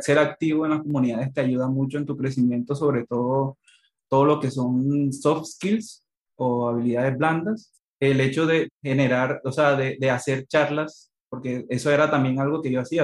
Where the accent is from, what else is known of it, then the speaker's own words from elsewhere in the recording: Barranquilla, Atlántico, Colombia; moved away as an adult; also born or lived in Chile; yo soy de Colombia, de Barranquilla, una ciudad que queda en la costa atlántica de Colombia